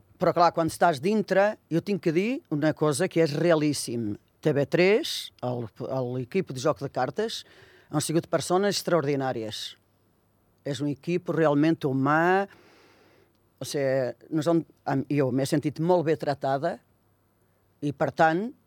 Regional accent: Viseu, Portugal; Catalan is a second language; moved away as an adult; now in Andorra; Jo sóc de Mimeta de Beira i pertany a un municipi de, de Viseu.

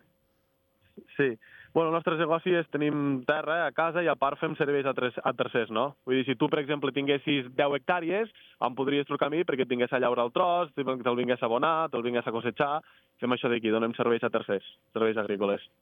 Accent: Bellcaire d'Urgell, Catalonia, Spain; De Lleida, de Bellcaire d'Urgell

